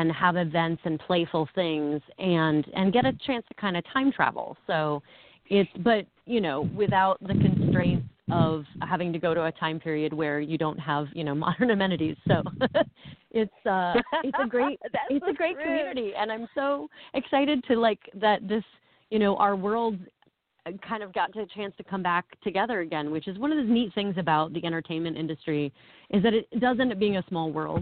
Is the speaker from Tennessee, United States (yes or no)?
no; Ohio, United States; moved away as an adult; now in New York, United States; I was born and raised in Ohio. I've been a New Yorker for 15 years now, but I was born and raised in Ohio.